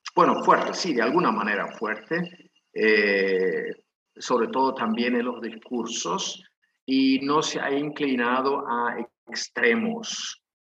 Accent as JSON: {"language": "Spanish", "country": "Paraguay", "tie": "born or raised there", "said": "soy paraguayo de nacimiento"}